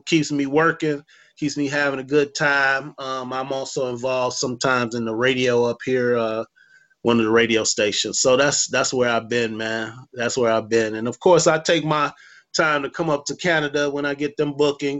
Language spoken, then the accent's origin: English; Chicago, Illinois, United States; And that's how we are in Chicago about hockey